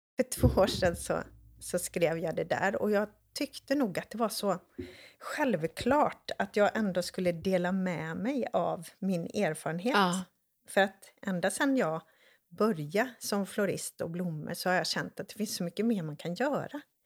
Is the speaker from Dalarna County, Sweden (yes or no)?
no; Borås, Västra Götaland, Sweden; jag är uppväxt i Borås